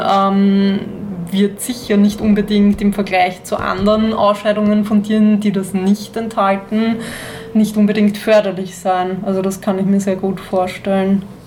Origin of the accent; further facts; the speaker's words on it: Austria; hier bei uns in Österreich